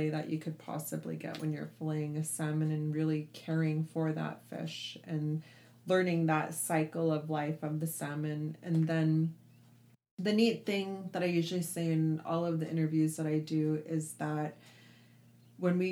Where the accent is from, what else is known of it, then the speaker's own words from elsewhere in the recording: Anchorage, Alaska, United States; now in Dillingham, United States; I grew up in Anchorage, and then I would come here and I'd spend my entire summers here in the Bristol Bay region